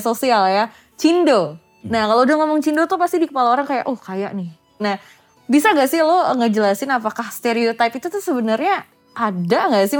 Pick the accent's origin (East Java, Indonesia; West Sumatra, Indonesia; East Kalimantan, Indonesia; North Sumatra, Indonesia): West Sumatra, Indonesia; Padang; gue kan orang Padang